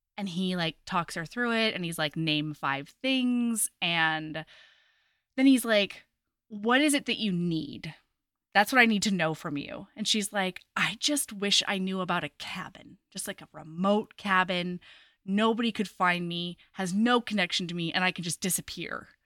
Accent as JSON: {"language": "English", "region": "Oregon", "country": "United States", "tie": "born or raised there", "said": "I was growing up in Oregon"}